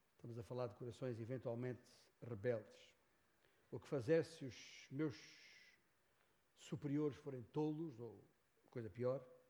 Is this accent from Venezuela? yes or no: no; Beja, Alentejo, Portugal; moved away as an adult; also born or lived in Lisbon / São Paulo, Brazil / northern Portugal; Nasci em Beja, Alentejo. Nasci ali num certo dia de 1958, gerado por um determinado casal, António e Ana. Ali na freguesia de Santiago Maior. Ah, e ali cresci até seguir para Lisboa